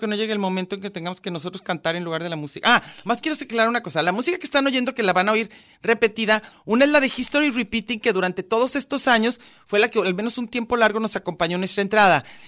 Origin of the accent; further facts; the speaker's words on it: Yucatán, Mexico; Yo soy yucateca